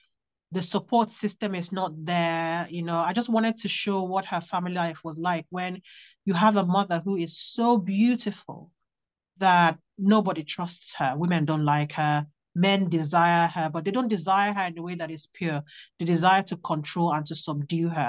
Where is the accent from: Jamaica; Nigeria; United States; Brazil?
Nigeria; moved away; also born or lived in Worksop, England; I grew up in Nigeria